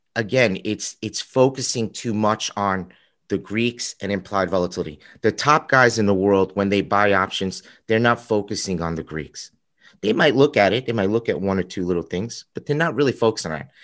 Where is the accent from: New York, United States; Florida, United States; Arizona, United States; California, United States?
New York, United States; also born or lived in Chicago; I'm from New York